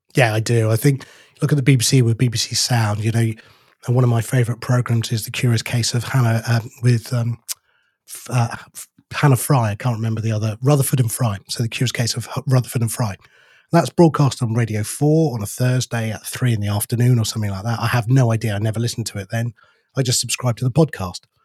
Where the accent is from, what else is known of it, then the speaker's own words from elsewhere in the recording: United Kingdom; We're too British